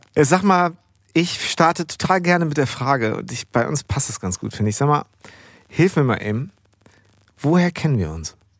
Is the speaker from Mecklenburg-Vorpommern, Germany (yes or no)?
no; Bad Segeberg, Schleswig-Holstein, Germany; accent: norddeutscher Slang; now in Münster, Germany; ich bin ja groß geworden in Bad Segeberg